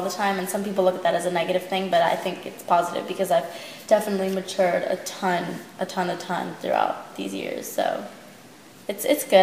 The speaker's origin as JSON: {"language": "English", "area": "Long Island", "region": "New York", "country": "United States", "tie": "born or raised there", "moved": "yes", "lives_now": "Los Angeles, United States", "said": "Long Island's a crazy place"}